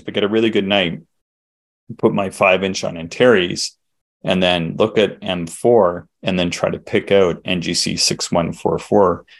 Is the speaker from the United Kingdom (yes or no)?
no; the Maritimes, Canada; I'm from the Maritimes